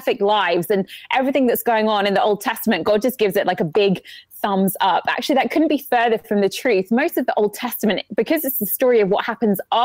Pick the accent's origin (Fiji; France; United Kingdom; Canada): United Kingdom; England; moved away as an adult; now in Atlanta, United States; I'm from England